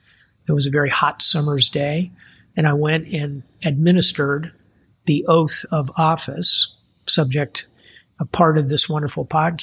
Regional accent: Mayport, Florida, United States; So I came here to Mayport, Florida, which is my hometown.

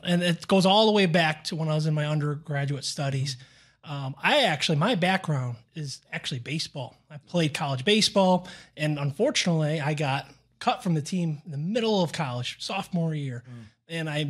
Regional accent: Syracuse, New York, United States; moved away as an adult; also born or lived in northern New Jersey / Cincinnati / Fort Lauderdale / Houston; now in Dallas, United States; I'm from Syracuse, New York, which right near Canada, about 2 hours away, the Toronto border right there. Born and raised there, and then I went down to Fairleigh Dickinson, northern New Jersey, for college.

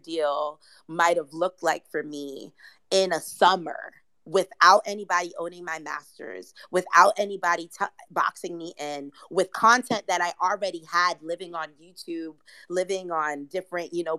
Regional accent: New York City, New York, United States; I'm from Brooklyn

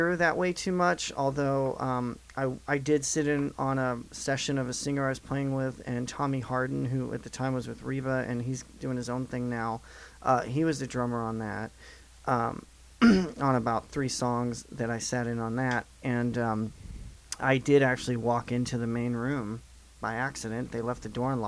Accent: Southeast Missouri, United States; moved away as an adult; now in Nashville, United States; I'm from Southeast Missouri for those that don't know, so I'm moved about 5 hours away from home after college, and wound up in Nashville

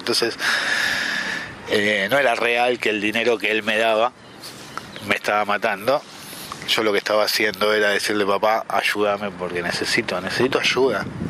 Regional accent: Buenos Aires, Argentina; moved away as an adult; now in El Bolsón, Argentina; soy del Bolsón, nacido en Buenos Aires, vivo en el Bolsón hace 26 años

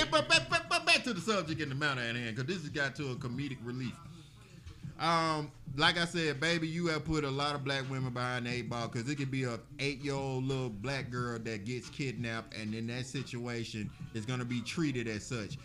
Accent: Birmingham, Alabama, United States; I'm from Birmingham, and all of my contemporaries and my friends and my loved ones, we are from Birmingham as well.

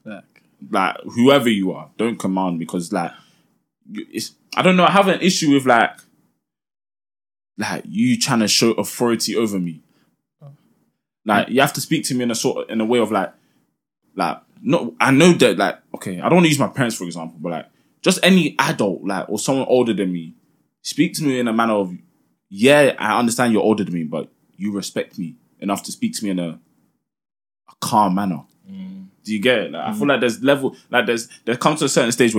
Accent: London, United Kingdom; us growing up in South, we develop lingo.

